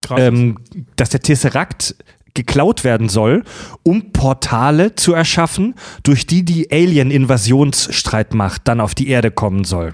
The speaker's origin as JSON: {"language": "German", "town": "Stuttgart", "region": "Baden-Württemberg", "country": "Germany", "moved": "yes", "said": "ich komme ja aus der Ecke"}